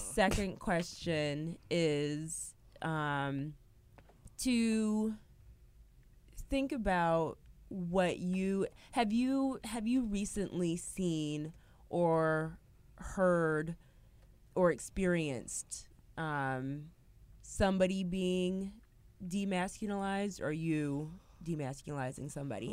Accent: Michigan, United States; I'm from Michigan

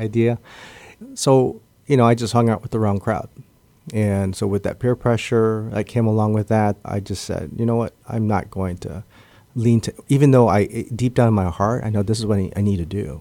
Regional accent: Guam; I was born and raised here on Guam

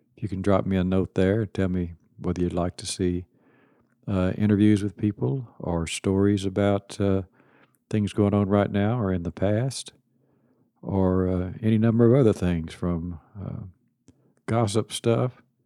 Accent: Kilgore, Texas, United States; I was born in Kilgore, Texas, and nineteen fifty-two, graduated Kilgore High School, nineteen seventy, Kilgore College, nineteen seventy-two

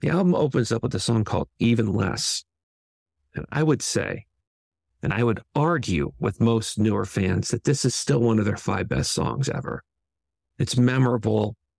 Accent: San Francisco, California, United States; I grew up in San Francisco in California

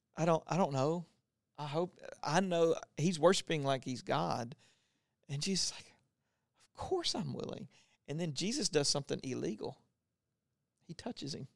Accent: Louisiana, United States; I grew up in Louisiana who had, like, the last leper colony

